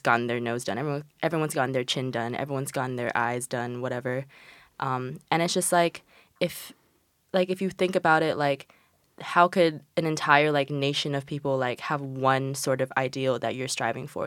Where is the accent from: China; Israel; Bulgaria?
China; moved away; I'm from China and, like, coming from, like, Asian countries